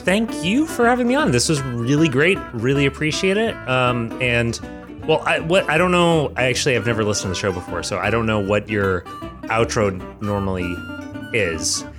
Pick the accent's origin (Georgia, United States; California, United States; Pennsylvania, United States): Georgia, United States; Georgia, drawing on my, my native state, my, my hometown